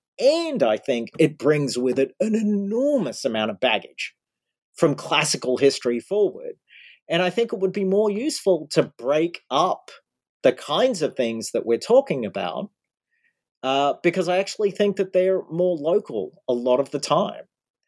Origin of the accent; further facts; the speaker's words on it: Australia; now in United States; I grew up in Australia. Now I'm living in the States.